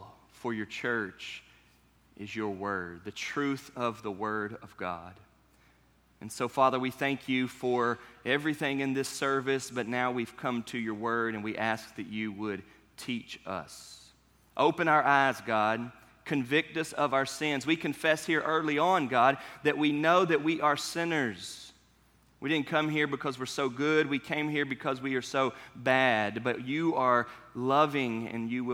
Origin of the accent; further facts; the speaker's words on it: North Carolina, United States; now in Kentucky, United States; Where I grew up in North Carolina, the state fair was so far away that I've never been to a North Carolina state fair